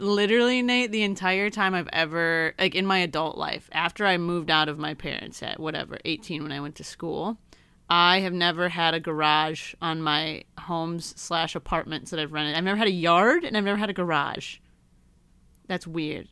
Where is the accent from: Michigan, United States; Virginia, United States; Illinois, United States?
Michigan, United States; moved away; I don't have any family in my hometown anymore